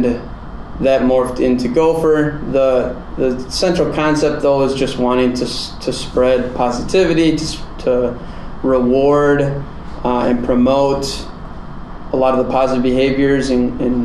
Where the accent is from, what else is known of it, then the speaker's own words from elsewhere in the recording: Kimberly, Wisconsin, United States; moved away; my hometown, Kimberly, Wisconsin